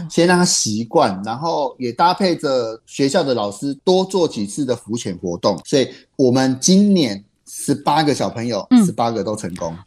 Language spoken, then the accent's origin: Chinese; Taiwan; 我们台湾人，我们华人非常地喜欢吃海鲜吃鱼